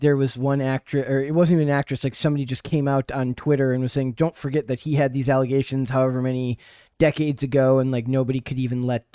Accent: Minnesota, United States; my home state

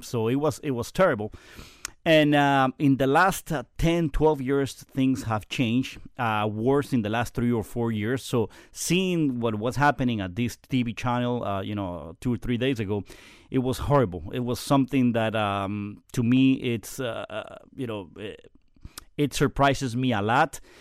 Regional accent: Guayaquil, Guayas, Ecuador; also born or lived in Quito; now in Kendall, United States; I grew up in Guayaquil. I was born in Quito

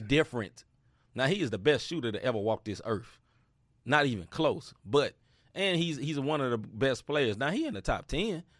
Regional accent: United States; I'm American

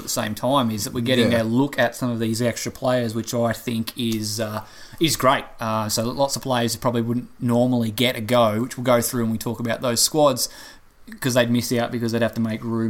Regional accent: Australia; as an Australian fan

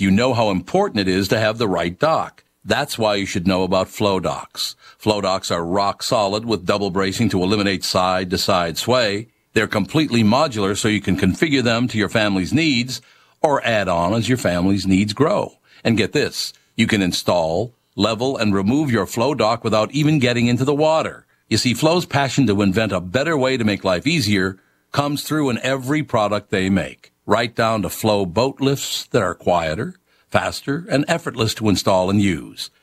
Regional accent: Minnesota, United States; I grew up in Minnesota

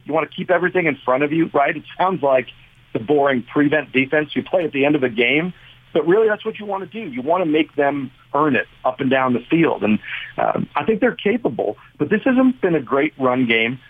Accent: Bergen County, New Jersey, United States; moved away as an adult; now in Virginia, United States; I'm from up north in Bergen County, and I went to Rutgers. I started my career at Star Ledger in Newark. Uh, so yeah, oh. Jersey boy through and through.

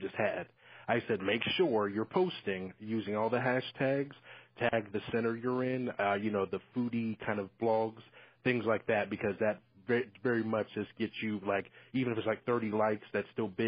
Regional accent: Columbus, Ohio, United States; I'm from Ohio, Columbus, Ohio

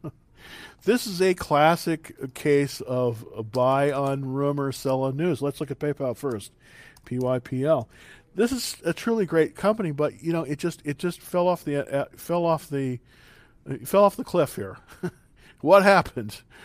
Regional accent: San Marcos, Texas, United States; my family is actually from Texas, believe it or not. We're from San Marcos, Texas, a little small town near Austin

